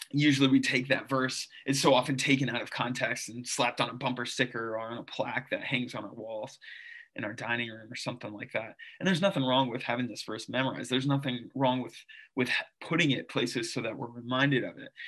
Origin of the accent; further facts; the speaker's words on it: St. Louis, Missouri, United States; also born or lived in Philippines / South Carolina / Lebanon, Pennsylvania; now in Drexel Hill, United States; I grew up in St. Louis and then the Philippines and then back in St. Louis. And then I lived in South Carolina for a little bit. And then I lived in Lebanon, Pennsylvania for seven years.